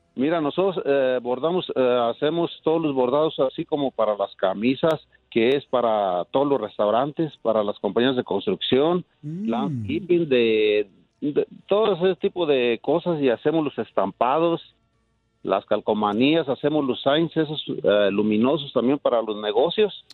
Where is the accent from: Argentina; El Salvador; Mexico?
Mexico; Michoacán; also born or lived in Ontario, California; now in Brighton, United States; de acá de Brighton, Colorado, y somos originarios de Michoacán.